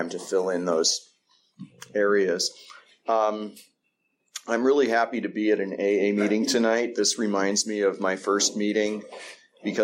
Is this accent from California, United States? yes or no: yes; East Bay, California, United States; I grew up here in the East Bay.